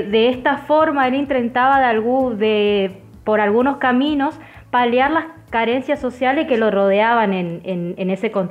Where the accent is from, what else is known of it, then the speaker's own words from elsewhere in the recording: Argentina; fíjate que él era un francés y nosotros somos argentinos y también nuestros hermanos